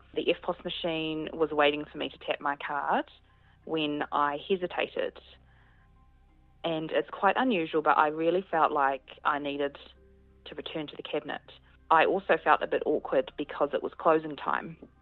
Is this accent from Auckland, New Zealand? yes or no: yes; Papakura, Auckland, New Zealand; now in Wellington, New Zealand; I'm from Papakura but live in Wellington